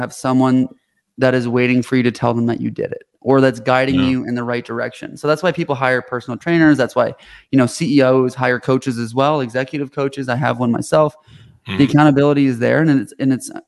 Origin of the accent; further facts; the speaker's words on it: Canada; moved away as an adult; now in United States; I'm Canadian. I moved to the States when I founded this company